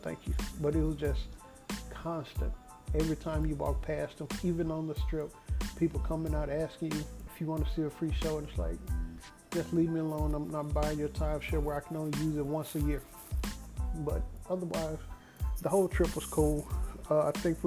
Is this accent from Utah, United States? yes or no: no; Dallas, Texas, United States; asked me where I was from. I told them I was from Dallas